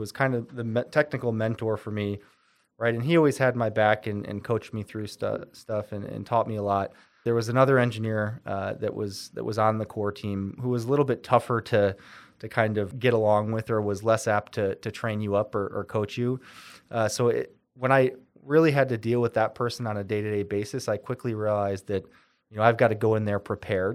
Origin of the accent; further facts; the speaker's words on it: Windsor, New York, United States; also born or lived in San Diego; I enjoyed growing up in Windsor